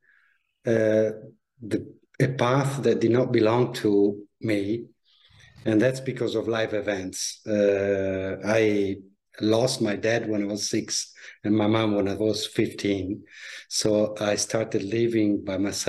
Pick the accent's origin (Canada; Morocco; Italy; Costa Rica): Italy; moved away as an adult; also born or lived in Milan, Italy / Paris, France / London, United Kingdom; I grew up in Italy, studied at the business schools in Milan